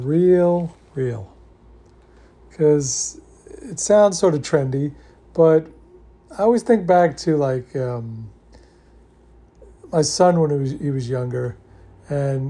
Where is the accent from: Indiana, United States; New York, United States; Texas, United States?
New York, United States; I grew up in New York